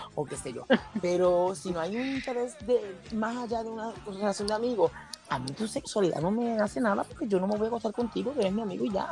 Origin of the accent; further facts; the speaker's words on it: Puerto Rico; aquí en Puerto Rico, pues, los, los, que somos boricuas